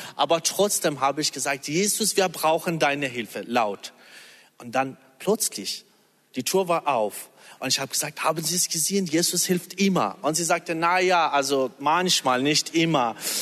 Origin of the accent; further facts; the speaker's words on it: Iran; German is a second language; now in Germany; wir als Iraner